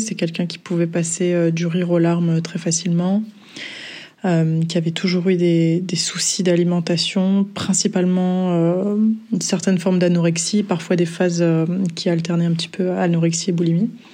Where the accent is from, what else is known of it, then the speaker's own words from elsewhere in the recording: south of France, France; now in Brussels, Belgium; je vis à Bruxelles depuis euh, quelques années maintenant et je suis originaire du sud de la France